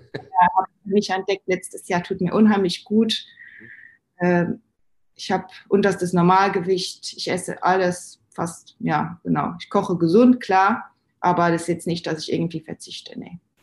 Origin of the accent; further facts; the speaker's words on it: Luxembourg; moved away as an adult; now in Germany; ich bin Luxemburgerin ursprünglich